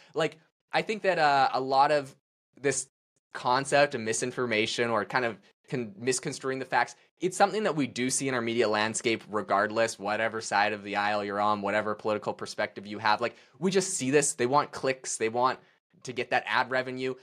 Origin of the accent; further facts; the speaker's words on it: Canada; I'm obviously Canadian. I can't even vote in America.